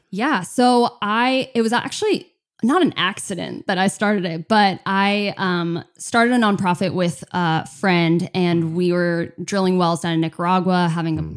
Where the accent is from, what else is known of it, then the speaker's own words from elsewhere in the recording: California, United States; also born or lived in Chicago, Illinois; I'm American. Uh, uh-huh. Born Chicago, moved over to California when I was just a baby with my family